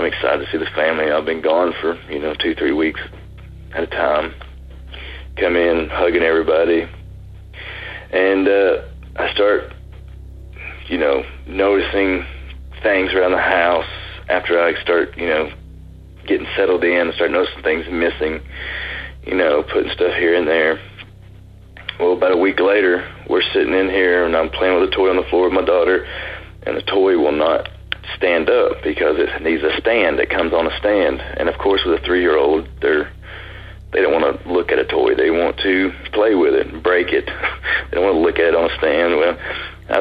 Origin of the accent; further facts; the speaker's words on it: Chattanooga, Tennessee, United States; I'm from Chattanooga, Tennessee